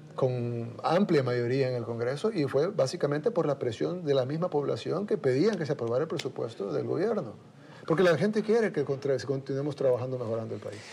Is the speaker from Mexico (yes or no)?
no; El Salvador; Nosotros como salvadoreños